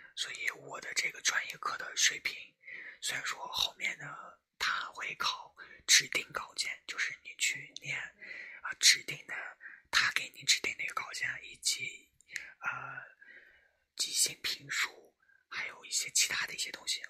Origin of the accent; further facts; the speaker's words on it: Shanxi, China; 我的家乡在山西，啊，我在山西